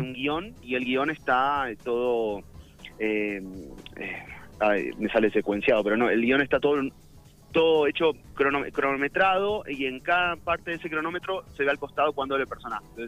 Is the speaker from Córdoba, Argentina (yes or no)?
no; Buenos Aires, Argentina; Yo soy de Buenos Aires, sí, sí, capital